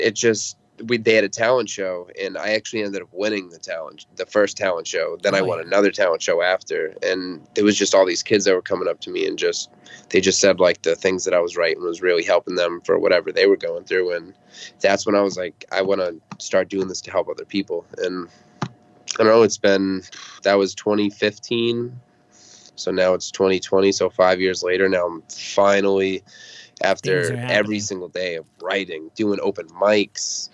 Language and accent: English; Lynn, Massachusetts, United States; I grew up in Lynn, Massachusetts, and I still live around the Boston area